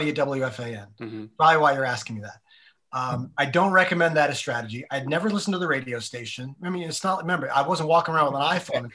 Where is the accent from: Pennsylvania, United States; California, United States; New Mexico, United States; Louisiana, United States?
Pennsylvania, United States; a very small town in; moved away as an adult; Like I'm not from New York. I was from a very small town in Pennsylvania